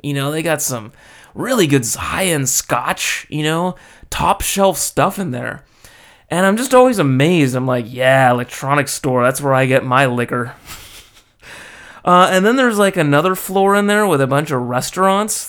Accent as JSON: {"language": "English", "country": "United States", "moved": "as an adult", "lives_now": "Japan", "said": "being American"}